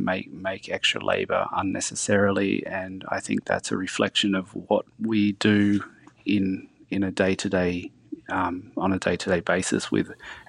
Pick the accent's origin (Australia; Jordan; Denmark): Australia; Lithgow, New South Wales; I grew up in Lithgow. There's not much on offer. It's sort of like, guns and coal mines are the go-to industries there.